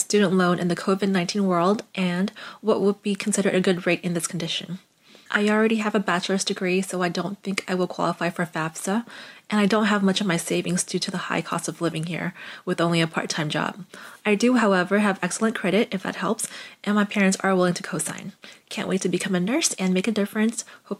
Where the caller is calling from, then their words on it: California, United States; I'm from the Bay Area, California.